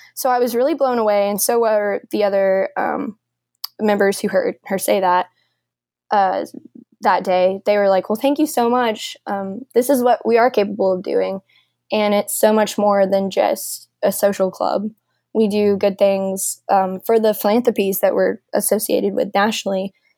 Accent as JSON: {"language": "English", "town": "Nashville", "region": "Tennessee", "country": "United States", "said": "I'm from Nashville"}